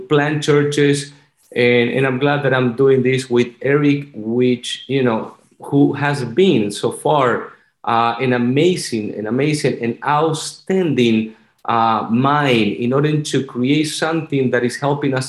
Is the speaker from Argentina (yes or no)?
yes; Argentina; English is a second language; moved away as an adult; also born or lived in Virginia; now in Florida, United States; I'm originally from Argentina. That's why I have this beautiful, so good accent